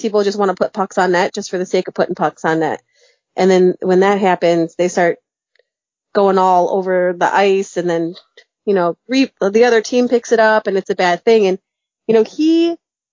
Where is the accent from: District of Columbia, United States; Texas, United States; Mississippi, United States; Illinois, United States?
Illinois, United States; Chicago; moved away; also born or lived in Ohio; I grew up in Chicago